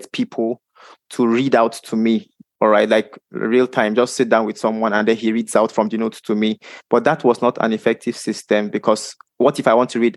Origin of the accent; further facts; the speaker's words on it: Nigeria; I am from Nigeria